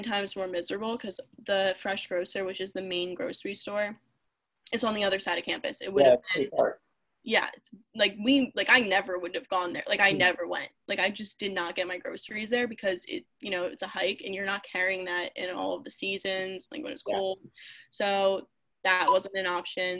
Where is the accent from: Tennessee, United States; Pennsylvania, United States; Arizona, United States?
Pennsylvania, United States; Philadelphia; I'm literally from Philadelphia